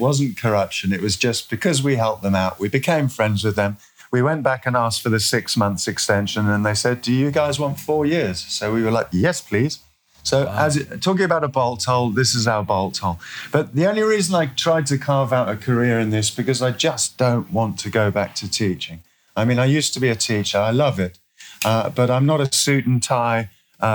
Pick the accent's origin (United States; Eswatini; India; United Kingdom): Eswatini; I'm from Eswatini. If people don't know where that is, it was formerly Swaziland in Southern Africa, and that's been changed now.